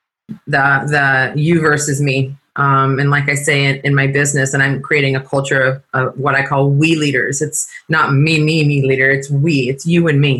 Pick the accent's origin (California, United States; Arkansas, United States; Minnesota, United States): California, United States; I said, California